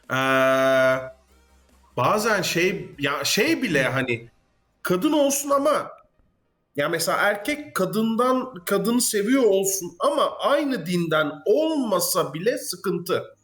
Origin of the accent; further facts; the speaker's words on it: Netherlands; Hollanda'dayım mesela. Ee, ve Hollandalıyım.